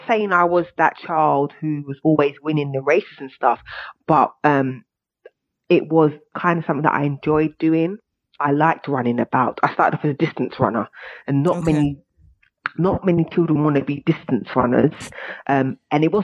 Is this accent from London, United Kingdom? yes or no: yes; London, United Kingdom; was born and raised in East London, in Poplar